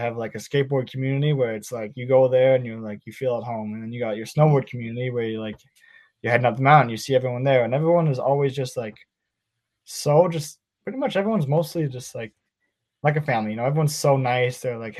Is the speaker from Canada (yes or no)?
yes; Whistler, British Columbia, Canada; growing up in Whistler is probably the coolest thing ever.